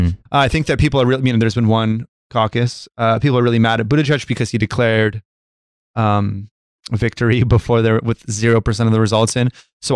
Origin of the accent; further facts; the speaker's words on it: United States; also born or lived in California; Yeah, I'm American. I'm registered to vote in California.